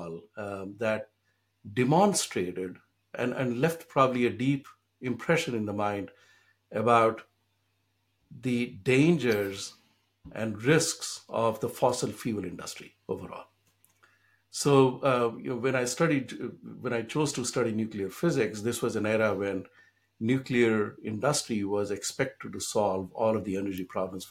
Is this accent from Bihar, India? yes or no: yes; Bihar, India; now in Boston, United States; When I grew up in India, in the state of Bihar, which is still one of the poorest states in the country